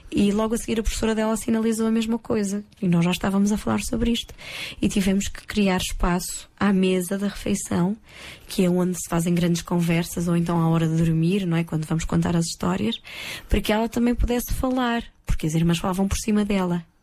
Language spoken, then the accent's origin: Portuguese; Porto, Porto District, Portugal; now in Lisbon, Portugal; Quando eu mudei do Porto para Lisboa, ai, ai, ai, ai. eu senti uma diferença muito grande na maneira das pessoas se relacionarem.